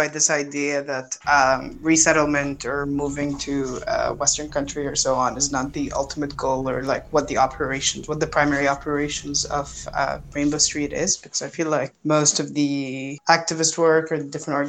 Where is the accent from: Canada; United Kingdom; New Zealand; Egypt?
Egypt; moved away; also born or lived in Dubai, United Arab Emirates; I grew up between Egypt and Dubai, but I spent like most of my teen years in Egypt.